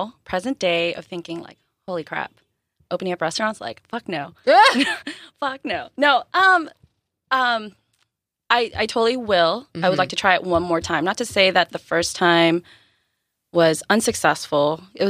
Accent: San Diego, California, United States; also born or lived in Philippines / Japan; San Diego-ish. Okay-ish. Born in the Philippines.

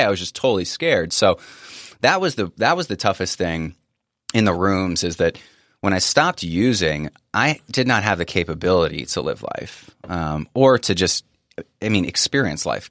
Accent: Northern Virginia, United States; I grew up in Northern Virginia

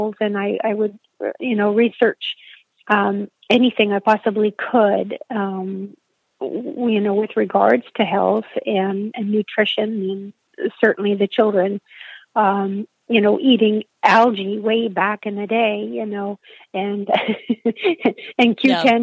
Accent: Sudbury, Ontario, Canada; now in southern Ontario, Canada; I'm originally from a small city in northern Canada called Sudbury. It's a mining town

